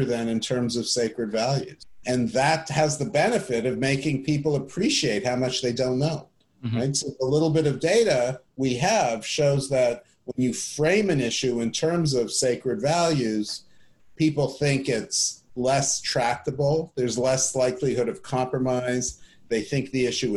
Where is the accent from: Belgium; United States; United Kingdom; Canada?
Canada; I grew up in Canada